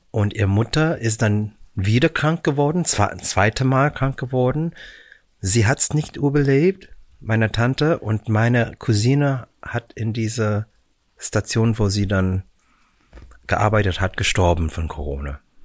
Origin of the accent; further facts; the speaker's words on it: Vancouver, British Columbia, Canada; German is a second language; moved away as an adult; also born or lived in Philippines / Hollywood, United States; now in Germany; ich bin in den Philippinen geboren. Mhm. Äh, wir sind dann nach Kanada, als ich äh, elf Monate alt war, zur Vancouver